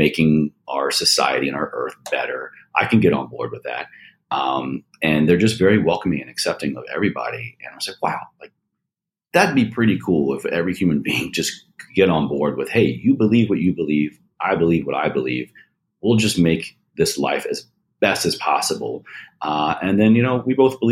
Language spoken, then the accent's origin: English; Roanoke, Virginia, United States; Shout out Roanoke, Virginia